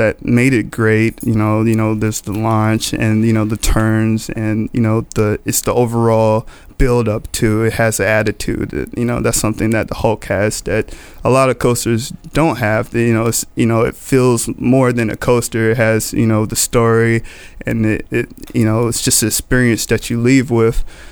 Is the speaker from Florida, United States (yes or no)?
yes; Florida, United States; I grew up in Florida